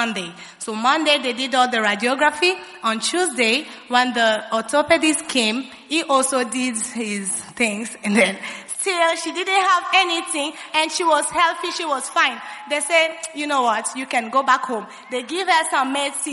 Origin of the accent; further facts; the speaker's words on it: Kinshasa, DR Congo; I'm from Congo, DRC, Kinshasa, precisely